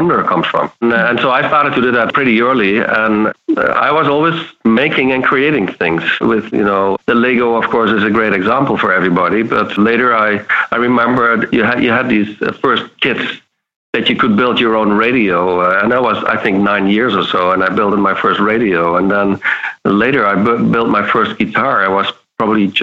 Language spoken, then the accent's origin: English; southern Netherlands, Netherlands; moved away; I grew up in the south of the Netherlands. So I'm a Dutch boy here